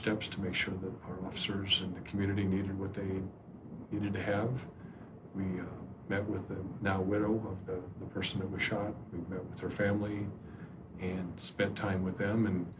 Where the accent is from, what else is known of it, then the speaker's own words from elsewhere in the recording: Estes Park, Colorado, United States; And so I wasn't sure what to expect when I got there because it was my hometown.